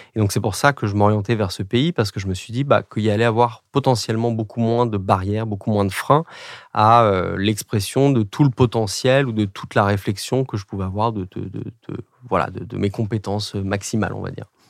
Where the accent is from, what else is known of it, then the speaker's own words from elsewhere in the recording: France; first language French; moved away as an adult; also born or lived in England; nous, les Français